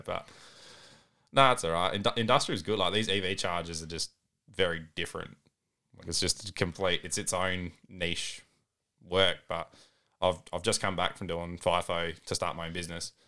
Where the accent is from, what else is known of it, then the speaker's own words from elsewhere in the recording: Balaklava, South Australia, Australia; moved away as an adult; also born or lived in Owen; now in Murray Bridge, Australia; originally born and raised mid-north, so Balaclava and Arwen